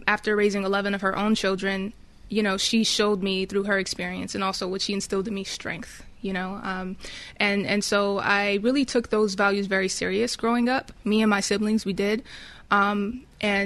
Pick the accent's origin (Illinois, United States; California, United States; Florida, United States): California, United States; Pasadena; I grew up in Pasadena, California, the city of roses.